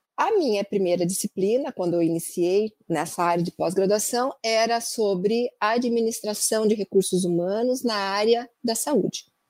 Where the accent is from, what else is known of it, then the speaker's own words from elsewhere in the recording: Andirá, Paraná, Brazil; now in Curitiba, Brazil; eu sou natural da cidade de Andirá, bem na divisa com São Paulo. E eu nasci e fui criada até os 13 anos lá